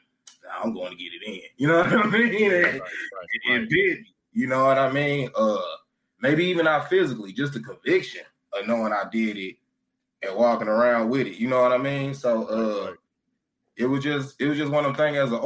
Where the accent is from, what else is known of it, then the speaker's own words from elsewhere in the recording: St. Louis, Missouri, United States; Born and raised in St. Louis